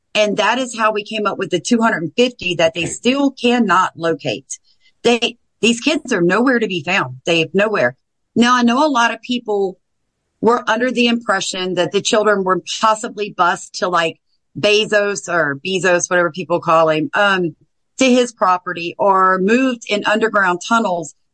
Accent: the South, United States; I'm from the South.

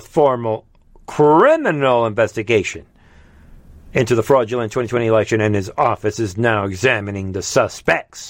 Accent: New York, United States; I grew up in New York

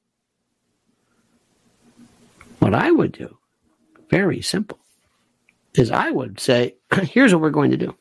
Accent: Florida, United States; growing up in Florida

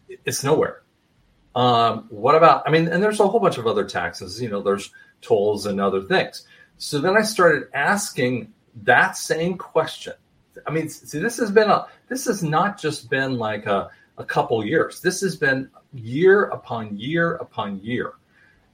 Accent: England, United Kingdom; I'm an English guy

